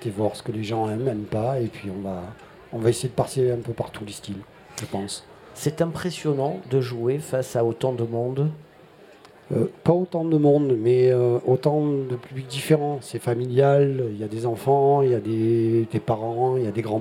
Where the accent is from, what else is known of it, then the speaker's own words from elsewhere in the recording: Marseille, Provence-Alpes-Côte d'Azur, France; Je suis un Marseillais